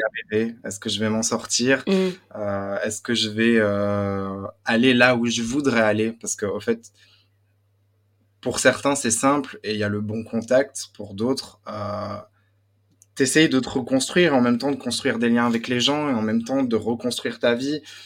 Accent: Belgium; accent: Belgian; moved away as an adult; now in Paris, France; je viens de Belgique. J'ai grandi dans une euh, famille euh, turque très croyante

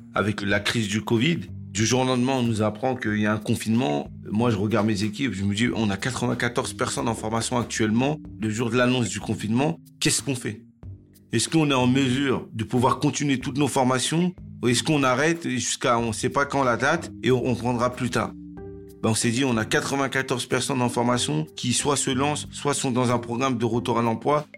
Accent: Cergy-Pontoise, Île-de-France, France; j'ai grandi à Cergy-Pontoise

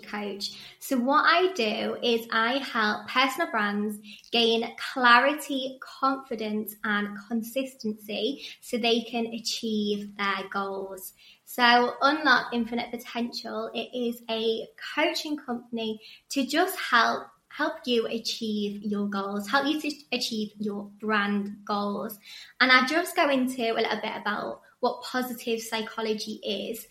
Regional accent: Chester, North West England, United Kingdom; moved away as an adult; now in Sydney, Australia; I'm actually from Chester and I moved here 4 years ago next month

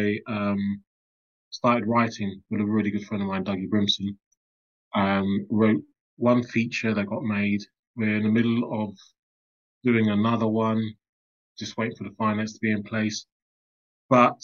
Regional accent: London, United Kingdom; also born or lived in Islington; I grew up early years in Tottenham, Crouch End, Hornsey

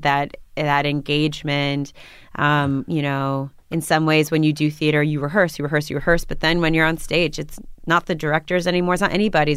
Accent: New York, United States; also born or lived in Berlin, Germany; I grew up in Washington Heights.

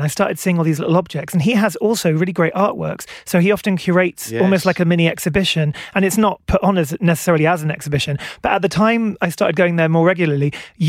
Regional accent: England, United Kingdom; also born or lived in Wales; My dad was from Tenby, my mum was from Newport, yeah. Yeah. But I grew up in England.

